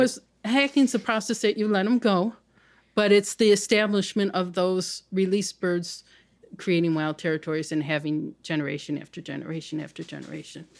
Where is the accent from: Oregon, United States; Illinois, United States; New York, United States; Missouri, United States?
Illinois, United States; Chicago; I grew up on the South Side.